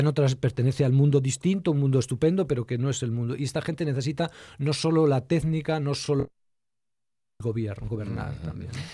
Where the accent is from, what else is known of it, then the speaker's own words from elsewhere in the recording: El Bierzo, Castile and León, Spain; yo soy del Bierzo